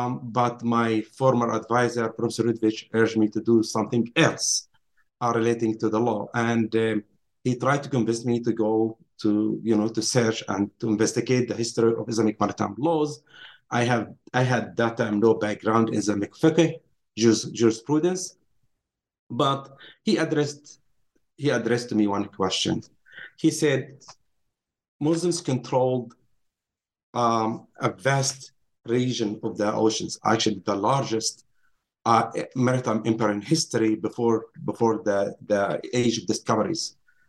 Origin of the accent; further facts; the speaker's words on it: Nazareth, Northern District, Israel; Yes, I grew up in Nazareth, Palestine, Israel today. I went to high school in Nazareth